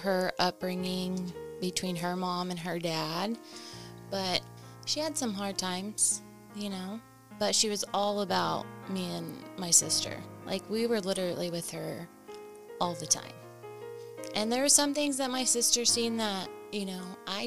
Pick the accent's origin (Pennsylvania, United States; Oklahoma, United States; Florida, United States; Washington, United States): Oklahoma, United States; Henryetta; moved away; I am from Henrietta, Oklahoma. I was born and raised there, so I went from pre-K all the way up to graduation.